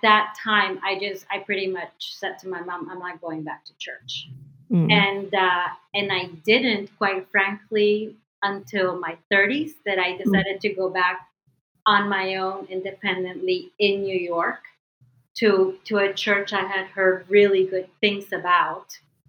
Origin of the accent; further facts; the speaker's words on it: Medellin, Antioquia, Colombia; now in United States; Especially where I'm from. I'm from Medellin, which is, you know, home of the one of the biggest cartels, especially back then. So my mom decided that it was best to keep us here for safety reasons and for opportunity reasons.